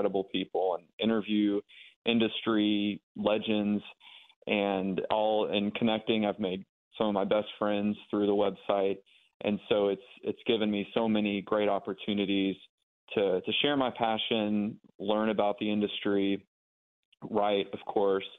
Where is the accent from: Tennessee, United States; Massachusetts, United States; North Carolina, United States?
Tennessee, United States; Memphis; now in Nashville, United States; I'm originally born and raised in Memphis, Tennessee